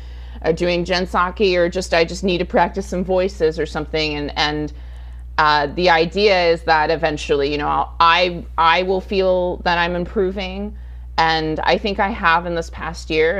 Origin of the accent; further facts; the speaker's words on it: Rancho Cucamonga, California, United States; also born or lived in Sacramento, California / Los Angeles; I was born in Sacramento. We moved downstate. You know, my parents divorced when I was extremely young, and so my mom and her much older boyfriend raised my sister and I in Rancho Cucamonga for a significant amount of time.